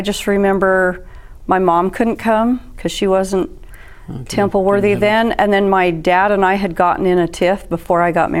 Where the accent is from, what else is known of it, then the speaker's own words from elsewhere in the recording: Provo, Utah, United States; I was born in Provo City, Utah County.